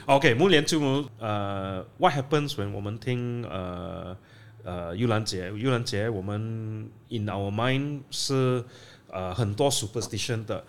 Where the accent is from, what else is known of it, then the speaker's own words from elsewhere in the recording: Slim River, Perak, Malaysia; Chinese is a second language; moved away; Slim River ，我的家乡